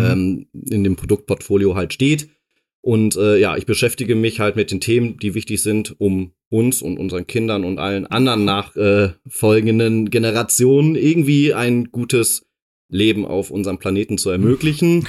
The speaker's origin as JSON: {"language": "German", "town": "Dortmund", "region": "North Rhine-Westphalia", "country": "Germany", "tie": "born or raised there", "moved": "yes", "said": "ich komme aus Dortmund ursprünglich. Genau. bin da äh, geboren und aufgewachsen"}